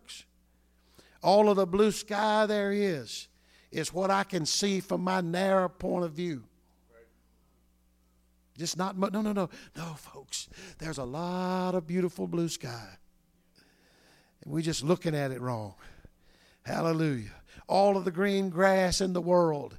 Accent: North Louisiana, United States; moved away; I came from the South many years ago

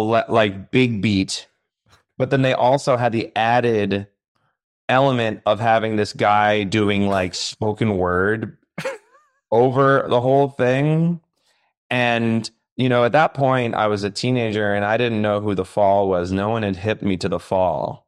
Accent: Long Island, New York, United States; growing up on Long Island

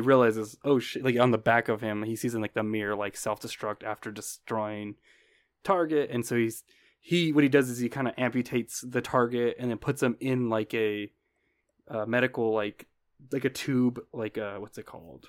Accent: United States; being American

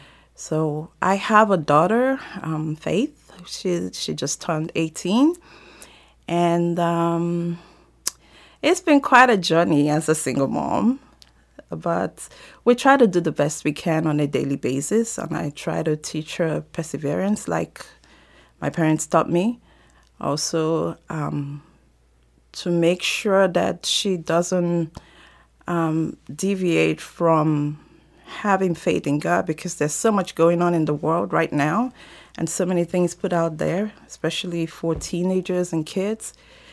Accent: Nigeria; moved away; I'm originally from Nigeria, and I come from a very large family, a family of 11 kids

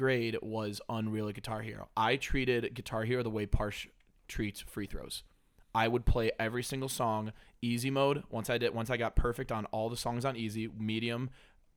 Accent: Cleveland, Ohio, United States; I'm from Cleveland

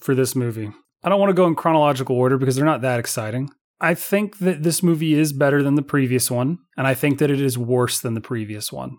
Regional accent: United States; I come from America

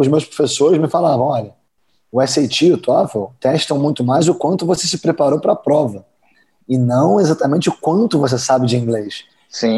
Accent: Brazil; moved away as an adult; also born or lived in Georgia, United States / Kentucky, United States; eu sou brasileiro

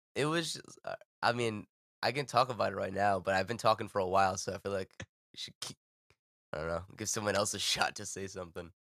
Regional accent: Providence or Pawtucket, Rhode Island, United States

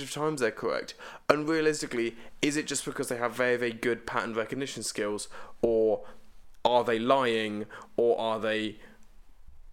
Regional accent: United Kingdom; a British person

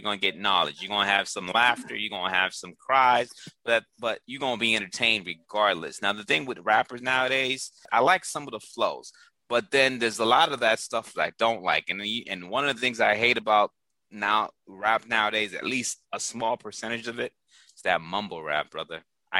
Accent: East Coast, United States; I heard all those guys through growing up in the East Coast.

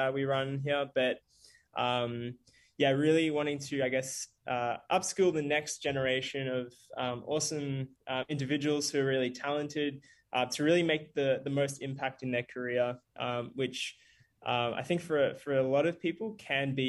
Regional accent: Bendigo, Victoria, Australia; also born or lived in South Africa / Melbourne; Growing up, lived in Bendigo for a little while, which is like a small country town. Not small, actually, about 100,000 people, about 2 hours away from Melbourne before moving to Melbourne when I was a teenager

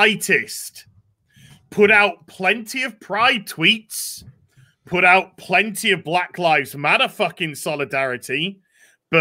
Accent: United Kingdom; I'm British

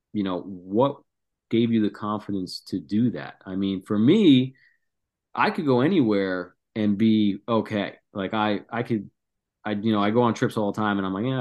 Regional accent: New Jersey, United States; We grew up in New Jersey

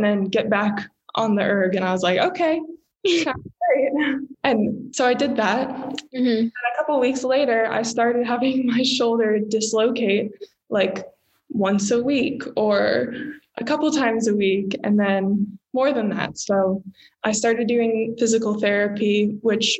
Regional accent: Arlington, Virginia, United States; moved away as an adult; I am born and raised in Arlington, Virginia, just like right outside of DC.

